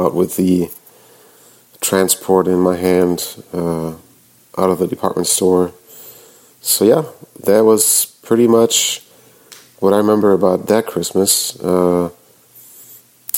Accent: Germany; now in Nashville, United States; I grew up in Germany

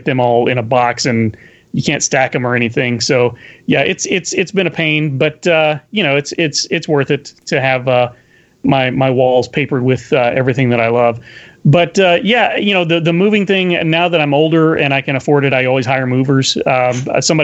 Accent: Paris, Texas, United States; moved away as an adult; also born or lived in Mississippi; I was born and raised in Paris, Texas

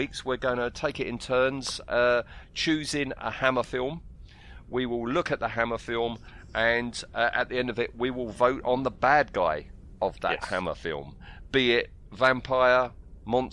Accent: United Kingdom; we are quintessentially British

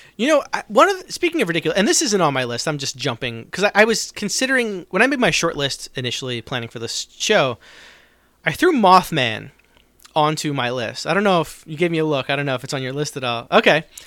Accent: New Jersey, United States; I grew up in South Jersey

